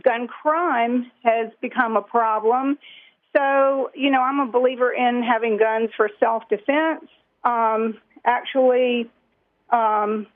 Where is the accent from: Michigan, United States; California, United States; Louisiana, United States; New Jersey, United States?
Louisiana, United States; I'm from Louisiana